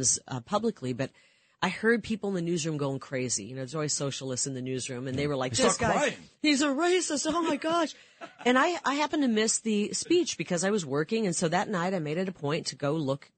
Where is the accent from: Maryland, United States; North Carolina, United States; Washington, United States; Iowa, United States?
Iowa, United States; growing up in Iowa